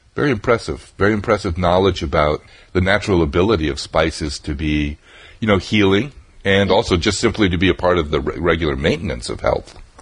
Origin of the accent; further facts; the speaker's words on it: New England, United States; also born or lived in Vermont; I grew up in New England